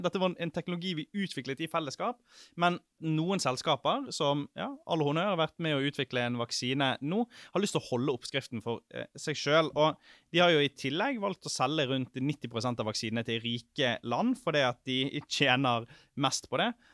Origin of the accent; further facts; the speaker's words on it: Sotra, Vestland, Norway; moved away; Sotra, der jeg er fra